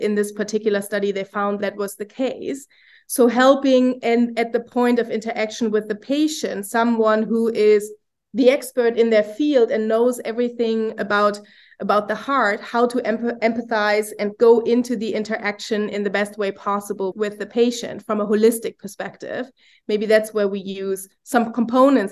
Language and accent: English; Germany; now in United States; I'm from Germany